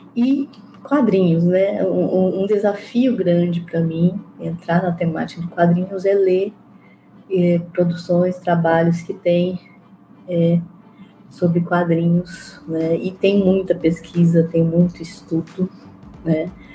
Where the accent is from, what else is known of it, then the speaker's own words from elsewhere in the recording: Mato Grosso, Brazil; eu sou de Mato Grosso